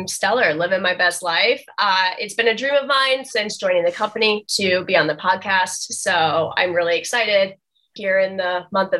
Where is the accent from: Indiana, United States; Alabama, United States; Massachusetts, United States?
Indiana, United States; Wabash; now in Indianapolis, United States; It's actually the reason I moved to Indianapolis from Wabash, Indiana.